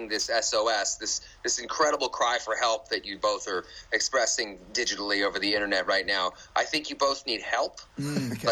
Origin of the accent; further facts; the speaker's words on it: Canada; I'm from Canada.